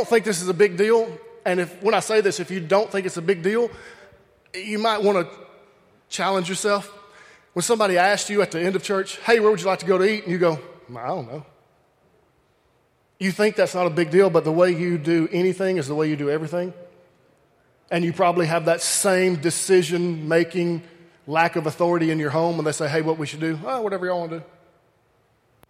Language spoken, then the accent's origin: English; Alabama, United States; I grew up in Alabama